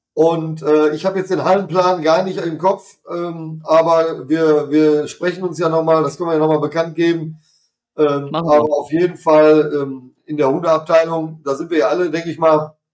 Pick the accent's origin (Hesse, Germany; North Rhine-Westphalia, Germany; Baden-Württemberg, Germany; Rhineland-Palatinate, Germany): Hesse, Germany; Hier bei uns in Hessen